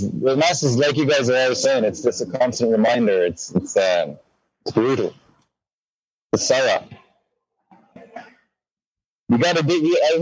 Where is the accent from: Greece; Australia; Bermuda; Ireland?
Ireland; I'm Irish